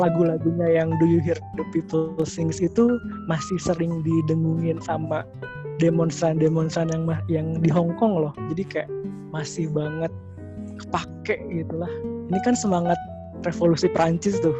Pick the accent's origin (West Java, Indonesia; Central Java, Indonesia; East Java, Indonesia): West Java, Indonesia; Bandung; asal saya dari Bandung